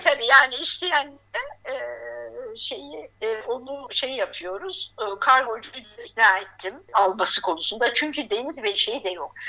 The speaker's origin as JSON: {"language": "Turkish", "region": "Gaziantep", "country": "Turkey", "moved": "yes", "lives_now": "Hatay, Turkey", "said": "ben Antepliyim"}